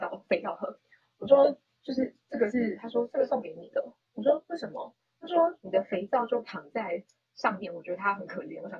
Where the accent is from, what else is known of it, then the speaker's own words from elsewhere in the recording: Taiwan; 我男朋友呢，他觉得我是个台妹，反正我就很常在他面前讲说我是台妹。